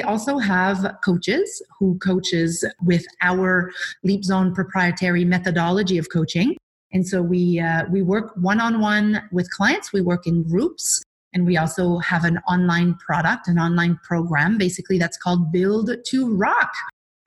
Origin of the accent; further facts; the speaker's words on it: Quebec City, Quebec, Canada; also born or lived in British Columbia; now in Vancouver Island, Canada; I'm originally from Quebec City, and I moved to BC about 24 years ago